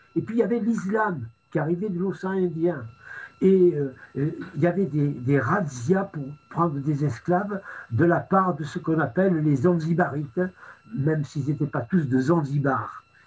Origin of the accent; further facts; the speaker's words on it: France; j'ai été accueilli en tant que Français